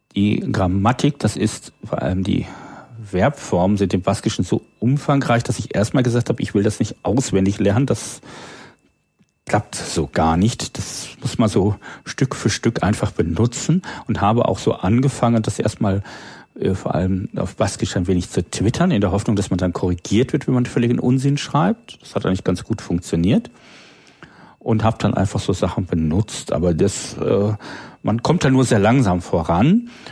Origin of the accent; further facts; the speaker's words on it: Low German-speaking area, Northern Germany, Germany; first language German; now in Berlin, Germany; meine Muttersprache ist das Hochdeutsche, obwohl ich im dem niederdeutschen Sprachgebiet aufgewachsen bin